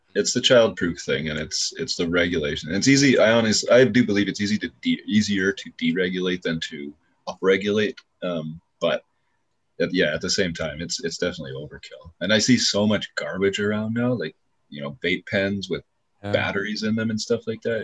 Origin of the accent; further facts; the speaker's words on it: Canada; here in my hometown